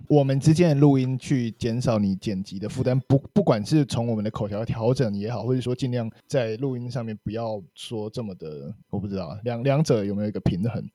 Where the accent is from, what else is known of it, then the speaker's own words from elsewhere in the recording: Kaohsiung, Taiwan; 然后感觉终于身为高雄人有被重视了